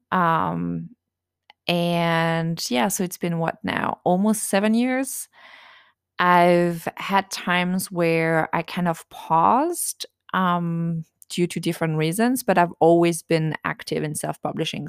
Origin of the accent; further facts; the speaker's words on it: France; accent: French; English is a second language; moved away as an adult; also born or lived in United States; now in near Washington, D.C., United States; I was raised in a tiny village in France